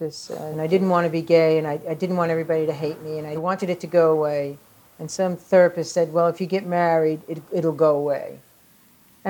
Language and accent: English; New York, United States; also born or lived in Staten Island; Growing up in the Bronx and on the streets of the Bronx